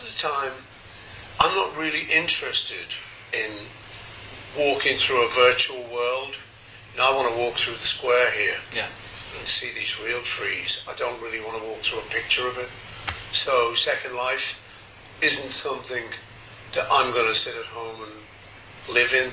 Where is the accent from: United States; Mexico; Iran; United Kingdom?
United Kingdom; Liverpool, North West England; I'm from Liverpool